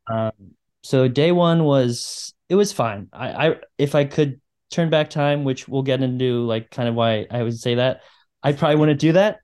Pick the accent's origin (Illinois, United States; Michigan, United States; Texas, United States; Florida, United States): Michigan, United States; I am from Michigan